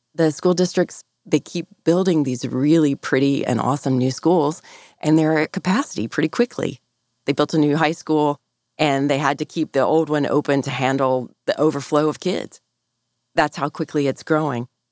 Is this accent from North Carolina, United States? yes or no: yes; North Carolina, United States; I'm from North Carolina